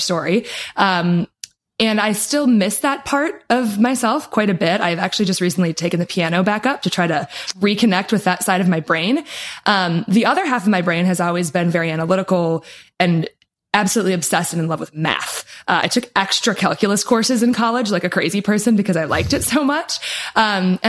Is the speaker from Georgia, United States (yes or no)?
no; Wisconsin, United States; now in Florida, United States; I am a cheesehead. So I grew up in good old Wisconsin, in the tundra, lots of cows, lots of cheese.